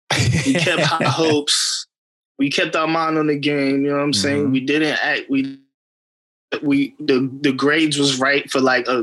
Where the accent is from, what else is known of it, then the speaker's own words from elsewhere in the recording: Queens, New York, United States; No, nah, I'm from Queens.